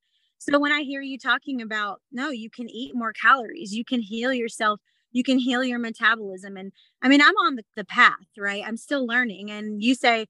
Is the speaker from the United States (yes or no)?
yes; the South, United States; now in Utah, United States; I'm from the South